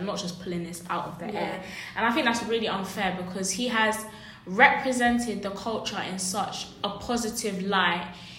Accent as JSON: {"language": "English", "country": "United Kingdom", "tie": "born or raised there", "said": "No one would question me if I said I'm Jamaican, though I'm born here or raised here because I'm black."}